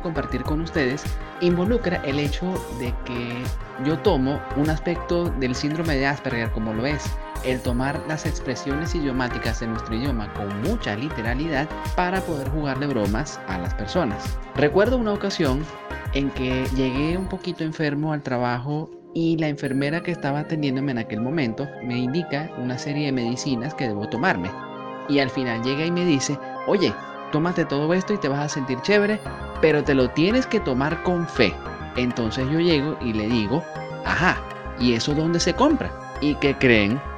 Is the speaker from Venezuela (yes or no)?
yes; Venezuela; also born or lived in Caracas; nací en Venezuela y vivo en Caracas.